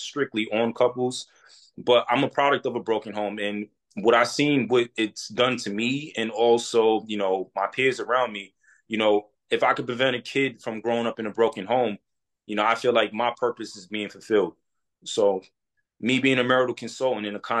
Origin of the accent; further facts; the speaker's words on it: New York City, New York, United States; moved away as an adult; now in Dallas, United States; I'm from Queens, New York.